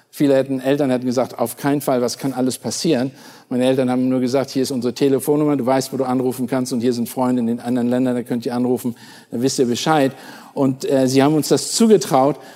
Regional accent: Germany; Meine Frau ist aufgewachsen in Kalifornien, ich bin aufgewachsen in Deutschland.

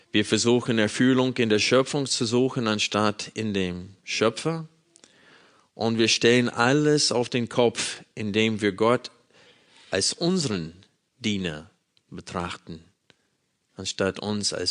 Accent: Arkansas, United States; Ich bin in einer Baptistengemeinde in Arkansas groß geworden, äh, in den Südstaaten Amerikas.

